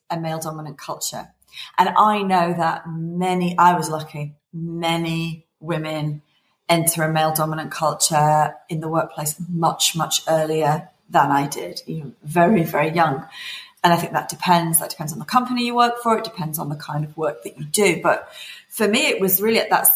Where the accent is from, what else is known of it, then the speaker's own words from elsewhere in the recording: Liverpool, North West England, United Kingdom; I was born in Liverpool, in England. I went to a mixed comprehensive school